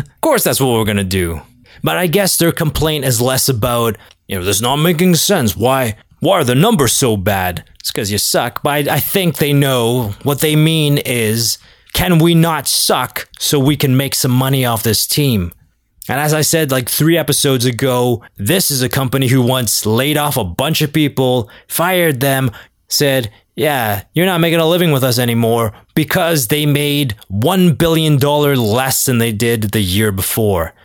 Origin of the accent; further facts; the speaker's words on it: Toronto, Ontario, Canada; I'm from Toronto